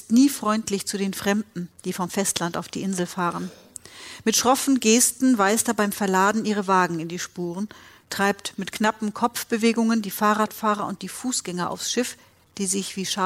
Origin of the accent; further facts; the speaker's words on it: Northern Germany, Germany; Also die spielt ja immer in Norddeutschland und ich fühle mich auch richtig als Norddeutsche